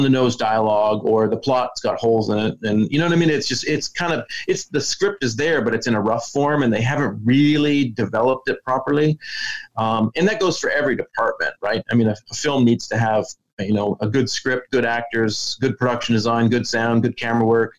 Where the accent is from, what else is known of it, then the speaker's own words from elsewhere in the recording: Canada; being born and raised in Canada where I was in a small town